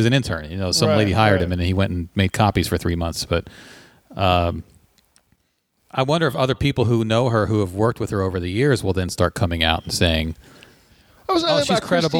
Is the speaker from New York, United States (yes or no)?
no; Virginia, United States; I'm not actually from Delaware. I'm from Virginia, but I'm going to school in Delaware.